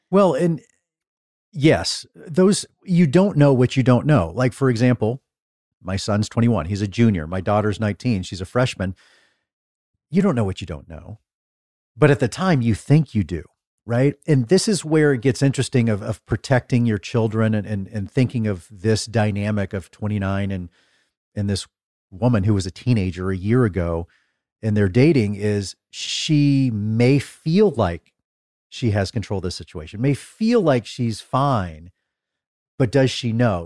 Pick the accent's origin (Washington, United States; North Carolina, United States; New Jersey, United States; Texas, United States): Texas, United States; Dallas; I'm from Dallas